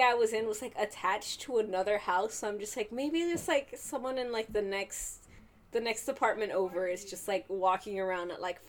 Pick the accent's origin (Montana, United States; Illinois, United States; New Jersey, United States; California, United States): California, United States; the Bay Area; I'm from the Bay.